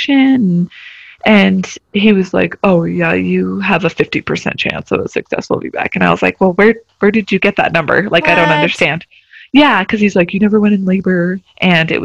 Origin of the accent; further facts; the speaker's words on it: Albuquerque, New Mexico, United States; moved away as an adult; also born or lived in Germany; I actually grew up in New Mexico. I grew up in the Albuquerque area